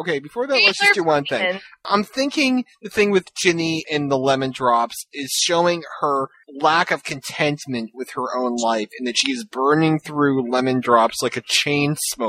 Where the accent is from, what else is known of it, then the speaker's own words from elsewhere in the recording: Baltimore, Maryland, United States; I'm from Baltimore.